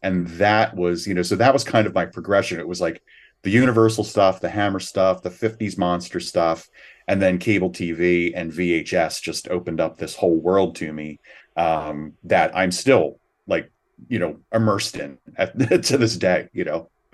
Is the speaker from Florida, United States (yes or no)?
no; Philadelphia, Pennsylvania, United States; I grew up in the Philadelphia area.